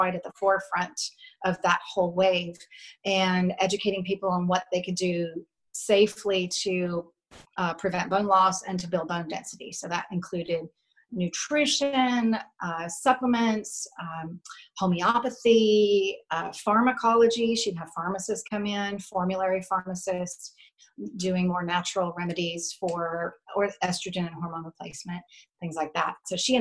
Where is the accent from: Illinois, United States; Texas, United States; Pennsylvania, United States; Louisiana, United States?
Louisiana, United States; moved away as an adult; ended up coming back to my home state of Louisiana